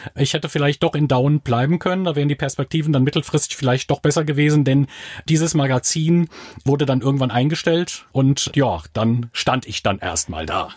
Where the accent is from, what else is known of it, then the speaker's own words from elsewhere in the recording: Diez, Rhineland-Palatinate, Germany; Ich bin in Dietz an der Lahn geboren, bei Limburg